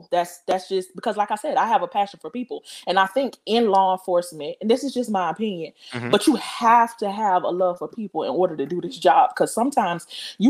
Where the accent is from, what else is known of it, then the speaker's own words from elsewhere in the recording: Pompano Beach, Florida, United States; I'm originally from South Florida